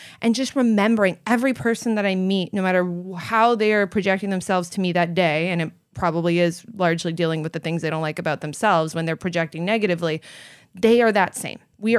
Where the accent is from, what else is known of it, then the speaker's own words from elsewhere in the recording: Canada; also born or lived in Florida; now in California, United States; I came from the Great White North of Canada. So we don't have exotic creatures in Canada. We have moose and beavers, and that's about it.